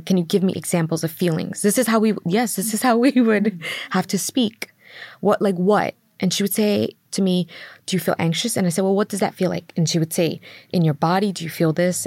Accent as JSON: {"language": "English", "town": "New York City", "region": "New York", "country": "United States", "tie": "born or raised there", "said": "I grew up in in Queens, New York, mm. and we grew up in um, Middle Village"}